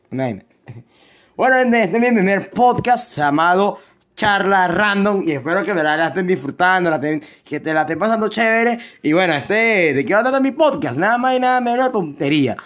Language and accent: Spanish; Venezuela; soy de Venezuela, si escuchan mi acento, soy de Venezuela